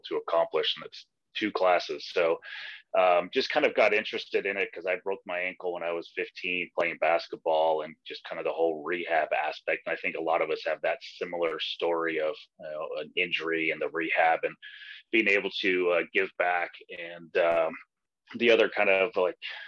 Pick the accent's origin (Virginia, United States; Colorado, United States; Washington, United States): Colorado, United States; Aurora; also born or lived in Nebraska; I'm from Aurora, Colorado, and I work at the University of Colorado Hospital